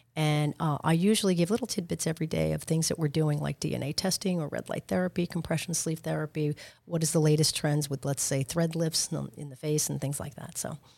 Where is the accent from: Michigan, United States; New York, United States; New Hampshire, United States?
New York, United States; Long Island; moved away as an adult; now in Boca Raton, United States; I'm from Long Island, but I ve, spent a lot of time in New York City as well